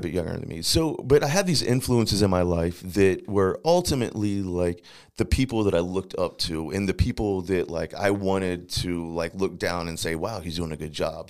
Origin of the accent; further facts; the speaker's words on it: St. Louis, Missouri, United States; also born or lived in Times Beach, Missouri; I was actually born here in Saint Louis